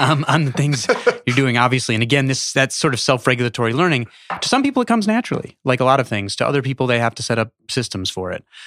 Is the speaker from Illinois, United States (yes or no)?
yes; Chicago, Illinois, United States; I grew up in Chicago